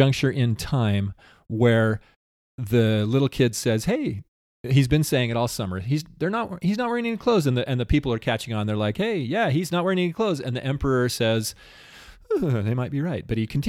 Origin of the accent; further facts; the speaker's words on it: Utah, United States; Did you know that I'm from San Pete Valley, that I'm a farmer?